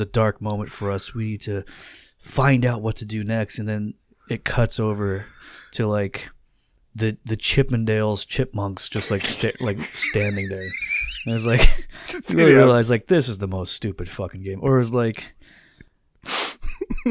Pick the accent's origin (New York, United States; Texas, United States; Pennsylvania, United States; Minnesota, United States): Pennsylvania, United States; Central; I'm from Central PA.